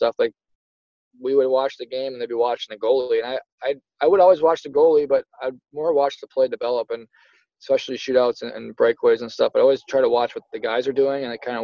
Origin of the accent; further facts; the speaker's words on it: Buffalo, New York, United States; growing up in Buffalo, New York